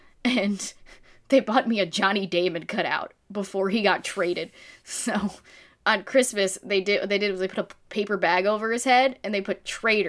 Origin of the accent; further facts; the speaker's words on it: Philadelphia, Pennsylvania, United States; I'm from the Philly area